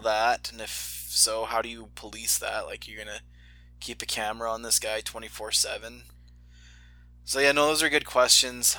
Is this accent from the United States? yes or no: yes; United States; I'm an American that didn't grow up with hockey